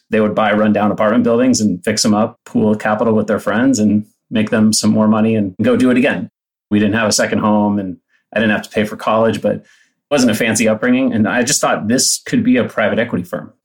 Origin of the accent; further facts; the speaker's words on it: Palo Alto, California, United States; I grew up in Palo Alto